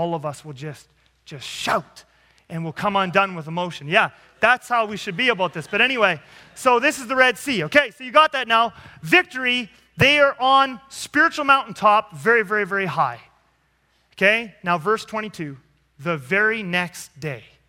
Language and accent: English; Canada; I'm a Canadian